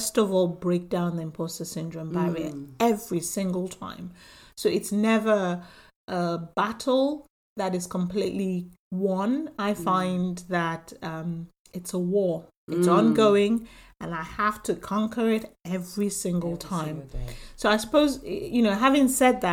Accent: Nigeria; now in United Kingdom; I'm, you know, from Nigeria, came into the UK

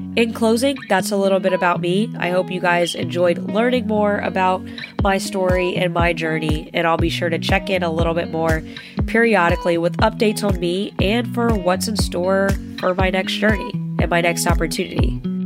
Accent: Northern Virginia, United States; I grew up in the Northern Virginia area

